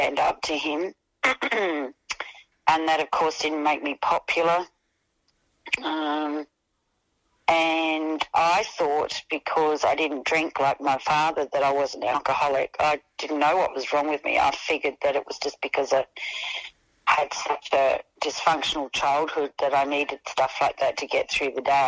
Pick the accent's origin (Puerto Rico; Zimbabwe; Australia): Australia; Elizabeth, South Australia; also born or lived in North Haven; when we moved from Elizabeth to North Haven, I was a teenager by then